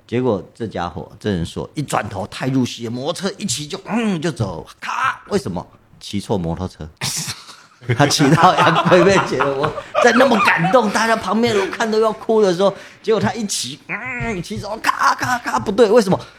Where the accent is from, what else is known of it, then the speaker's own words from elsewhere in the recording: Taitung County, Taiwan; 可能因为我们都是台东人，他在台东出生长大